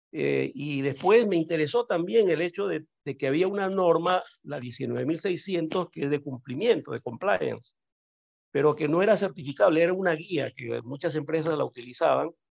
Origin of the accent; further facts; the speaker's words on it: Peru; moved away; also born or lived in Caracas, Venezuela; yo nací en Perú, efectivamente, ahora estoy en Perú nuevamente, pero bueno, yo emigré de Perú a Venezuela, bastante joven